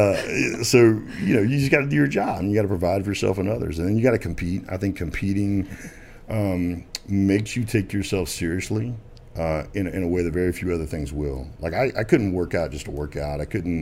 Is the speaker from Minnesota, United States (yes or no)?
no; Arkansas, United States; born there; I mean, I was born in Arkansas. I'm not going to make it complicated, right?